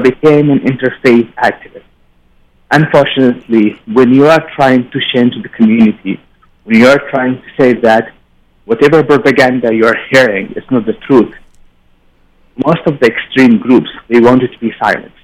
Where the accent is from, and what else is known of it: Yemen; English is a second language; moved away as an adult; now in United States